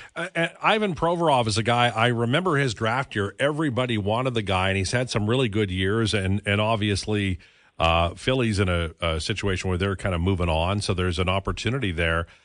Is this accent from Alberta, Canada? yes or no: yes; Edmonton, Alberta, Canada; When I was a kid growing up in Edmonton in the sixties and seventies